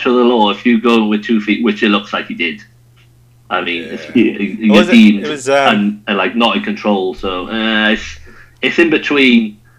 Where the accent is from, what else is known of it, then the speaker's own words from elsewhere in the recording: Wales, United Kingdom; I'm a Welshman.